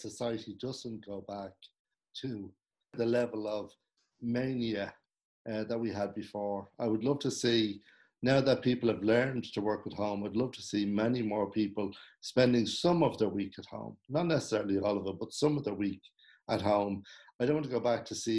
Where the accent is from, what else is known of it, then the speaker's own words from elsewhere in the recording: Ireland; as Irish people